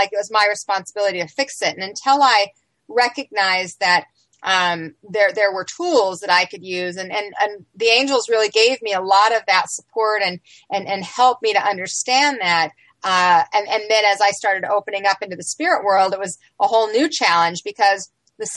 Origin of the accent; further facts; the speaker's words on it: Salt Lake City, Utah, United States; I grew up in Salt Lake City, Utah